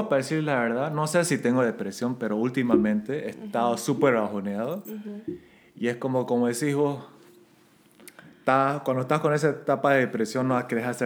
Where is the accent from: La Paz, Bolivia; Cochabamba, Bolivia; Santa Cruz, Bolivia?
Santa Cruz, Bolivia; Santa Cruz de la Sierra; accent: camba; Soy más boliviano de lo que parezco